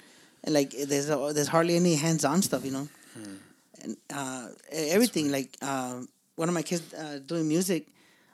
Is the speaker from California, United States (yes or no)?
yes; Los Angeles, California, United States; also born or lived in El Monte, California; I grew up on Townsend and City Terrace.